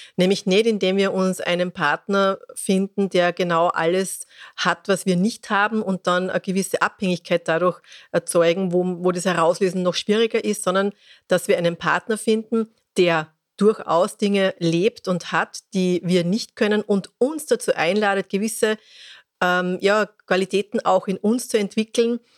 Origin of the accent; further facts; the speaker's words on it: Austria; Bei uns in Österreich